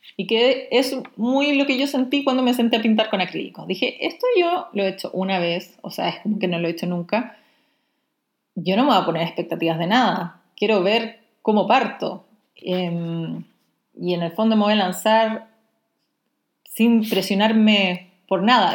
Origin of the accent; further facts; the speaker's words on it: Chile; Soy la ilustradora chilena